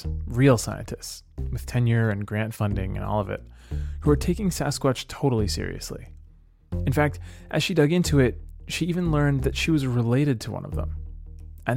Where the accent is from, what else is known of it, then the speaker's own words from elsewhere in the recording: Clackamas County, Oregon, United States; Clackamas County, just outside of Portland